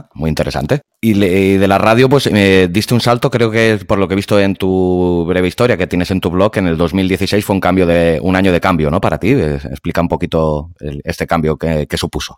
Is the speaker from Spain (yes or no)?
yes; Catalonia, Spain; yo soy yo soy catalán, vivo en Cataluña